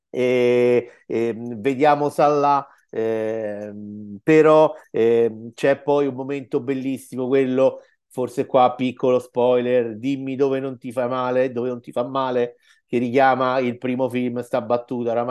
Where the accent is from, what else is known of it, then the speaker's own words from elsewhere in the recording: Rome, Lazio, Italy; Dicevo, da romano e romanista sono molto orgoglioso perché gli antichi romani hanno fatto il culo così ai nazisti